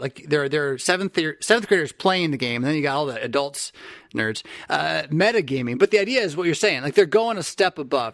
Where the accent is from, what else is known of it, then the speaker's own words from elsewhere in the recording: San Diego, California, United States; a Californian from San Fran, uh, from San Diego who grew up, or who went to college north of the Bay Area